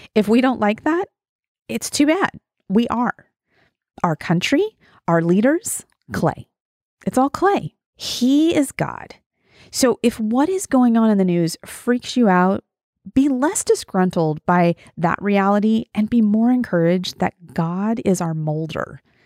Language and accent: English; Wyoming, United States; I'm from Wyoming, small town in Wyoming, and I was 4 or 5 when my dad was first elected